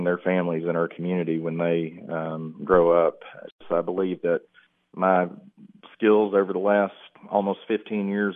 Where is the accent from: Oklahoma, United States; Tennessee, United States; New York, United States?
Tennessee, United States; McMinnville; I grew up in McMinnville, moved there after seventh grade, went to Morrison Elementary School, graduated from Warren County High School, class of 99